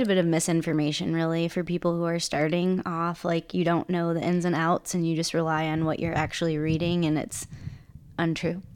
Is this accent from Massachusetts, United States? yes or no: no; Chicago suburbs, Illinois, United States; moved away; I'm from the Chicago suburbs